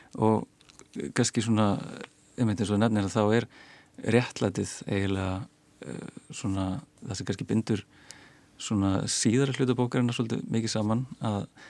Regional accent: Iceland

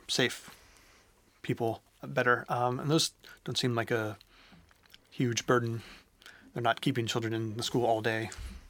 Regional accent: United States; now in Iceland; I grew up in the States

